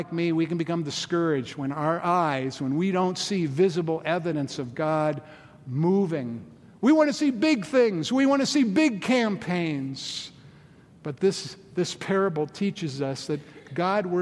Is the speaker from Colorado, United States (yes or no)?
yes; Boulder, Colorado, United States; in the mid-70s when we got the first Starbucks in my hometown, Boulder, Colorado